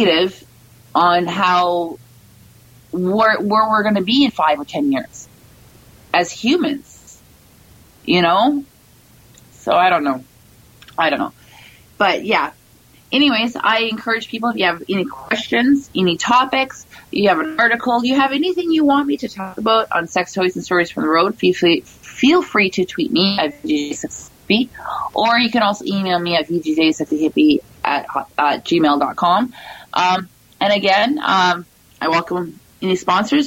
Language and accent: English; Canada; moved away; I'm originally from a small northern town